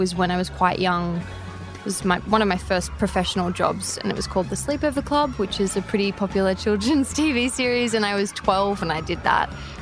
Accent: Sydney, New South Wales, Australia; I am an actress from Sydney, Australia

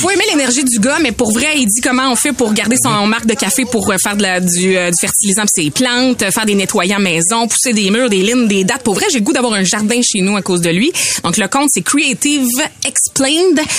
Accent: Beauce, Quebec, Canada; accent: Beauceron; mon niveau de français qui est beauceron moyen, on va le dire. J'ai un accent

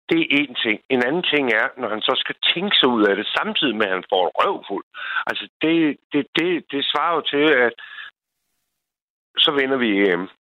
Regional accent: Copenhagen, Capital Region of Denmark, Denmark; now in Bornholm, Denmark; jeg er fra Sydhavnen

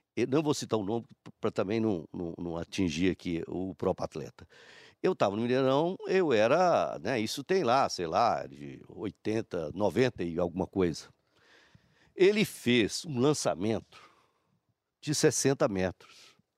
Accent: Patos de Minas, Minas Gerais, Brazil; moved away; eu, Patos de Minas, é minha terra

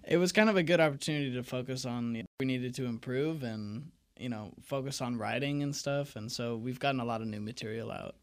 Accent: Seattle, Washington, United States; growing up in Seattle

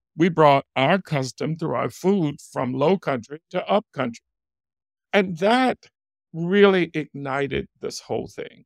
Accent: Spartanburg, South Carolina, United States; I grew up in Spartanburg, South Carolina.

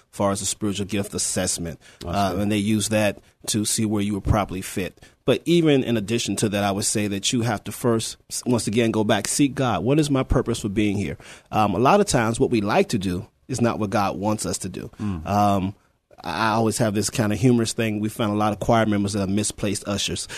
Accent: Petersburg, Virginia, United States; moved away as an adult; now in San Antonio, United States; I'm originally from Petersburg, Virginia. Um, moved here in 1994, in the military, of course, Army

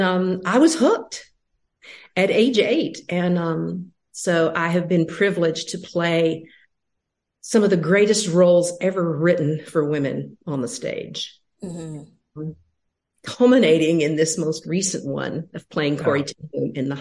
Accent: Nashville, Tennessee, United States; born and raised in Nashville, Tennessee

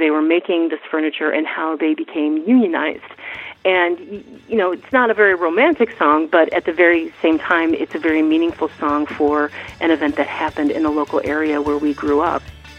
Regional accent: Western New York, United States; now in Port Townsend, United States; I grew up in Western New York in the 1980s, and of course that was sort of the nebula of where the … came from. I grew up in a neighboring town from there.

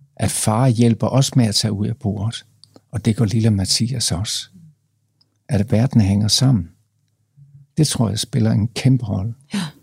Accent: Jutland, Denmark; moved away; vi kommer fra Jylland

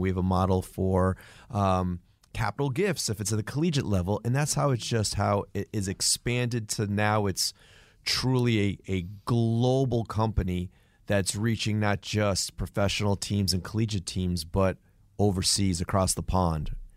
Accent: New England, United States; growing up in New England

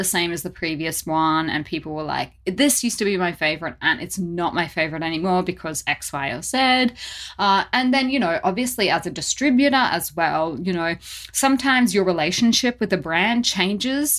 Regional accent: Australia; growing up in Australia

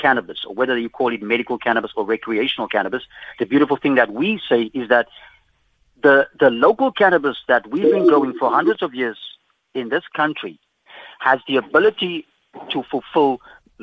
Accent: South Africa; we, as African people, as South African people

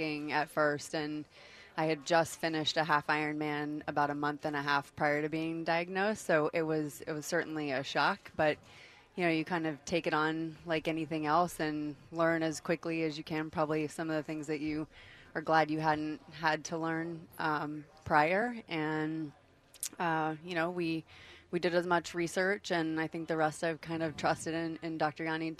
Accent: Finland; now in Atlanta, United States; both from Finland

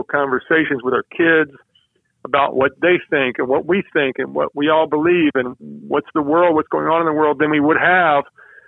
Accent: the South, United States; because I'm a Southerner who is a person of faith

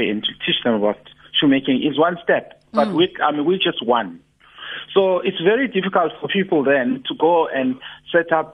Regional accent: Durban, KwaZulu-Natal, South Africa; moved away as an adult; I moved back to Durban to plow back my skills back to my hometown

